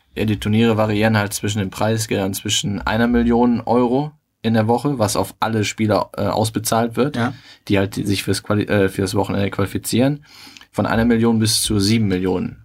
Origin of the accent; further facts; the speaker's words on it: Germany; bei uns in Deutschland